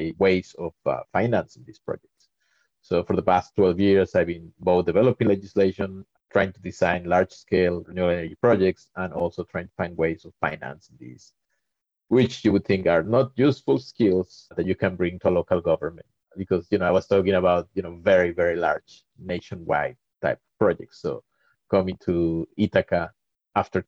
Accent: Mexico; moved away; I'm originally from Mexico

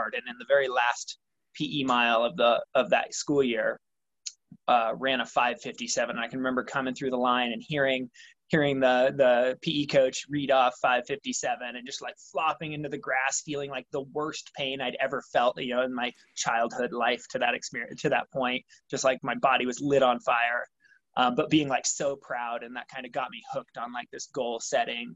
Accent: Baker City, Oregon, United States; now in Bonanza, United States; I was born and raised in Baker City, Oregon, which is in northeastern Oregon

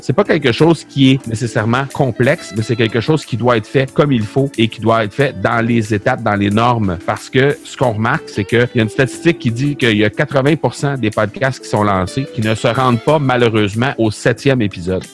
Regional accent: Canada; chez nous au Canada

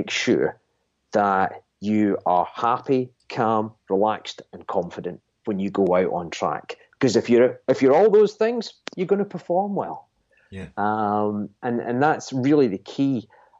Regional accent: Scotland, United Kingdom; I'm a Scotsman

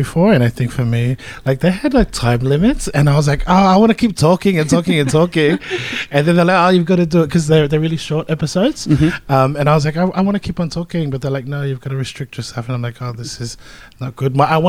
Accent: Melbourne, Victoria, Australia; I mean, we're from Melbourne, so I mean, come on, we're like professional at this right now.

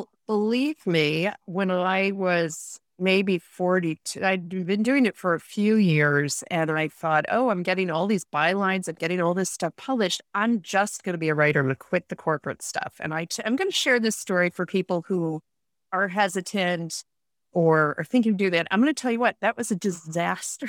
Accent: Rochester, New York, United States; moved away as an adult; also born or lived in Vienna / Munich; I started off from a really young age growing up in Rochester, New York

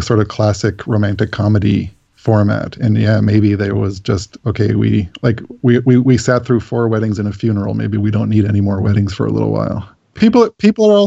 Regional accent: Canada; As a Canadian

